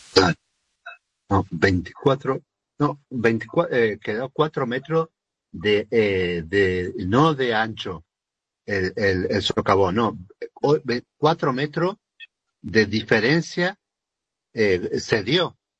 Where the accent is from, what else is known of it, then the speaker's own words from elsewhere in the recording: Argentina; como, como argentinos